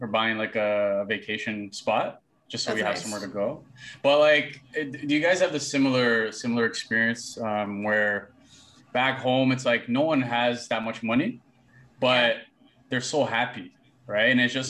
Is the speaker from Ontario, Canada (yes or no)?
yes; Toronto, Ontario, Canada; also born or lived in Brampton; From grade seven to eight in Toronto, and then from grade 8 to 9 had that transition to Brampton.